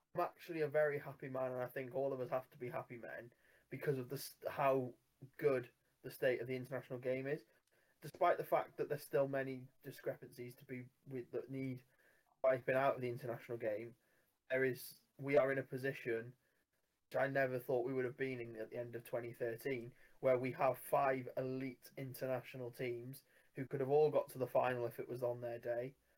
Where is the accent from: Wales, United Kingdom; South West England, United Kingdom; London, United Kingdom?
Wales, United Kingdom; as a Welshman